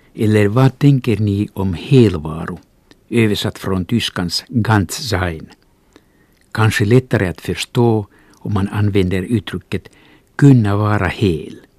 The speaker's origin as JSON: {"language": "Swedish", "country": "Finland", "second_language": "Swedish", "said": "svenska inte är mitt modersmål måste jag, ja till och med här i Svensk Finland"}